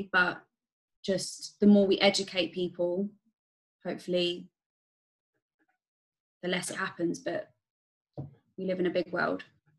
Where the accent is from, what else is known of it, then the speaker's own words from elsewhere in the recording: Thailand; when I say I'm from Thailand or there's certain comments or thoughts that go through your mind when I say that, you know, I'm Thai or my mum's Thai